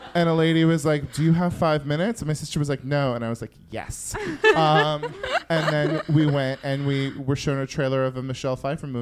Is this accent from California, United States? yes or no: yes; Yuba City, California, United States; moved away; I came back to Yuba City and I worked at the mall for a month